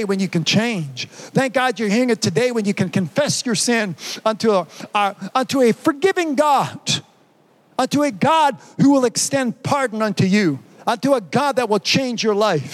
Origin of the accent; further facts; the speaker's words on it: Canada; I'm Canadian